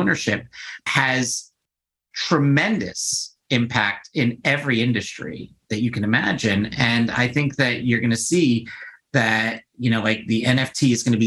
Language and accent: English; New York City, New York, United States; I grew up my entire life in New York. Like I grew up on the Upper East Side